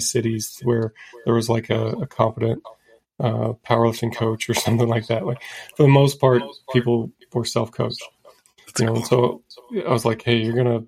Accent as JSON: {"language": "English", "region": "Indiana", "country": "United States", "tie": "born or raised there", "also_born_or_lived": "Colorado Springs, Colorado", "moved": "as an adult", "said": "I grew up in Indiana and went to college at the Air Force Academy in Colorado Springs"}